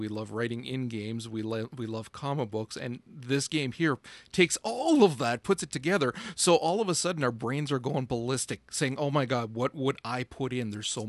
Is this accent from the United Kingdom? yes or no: no; Canada; accent: Canadian; my Canadian accent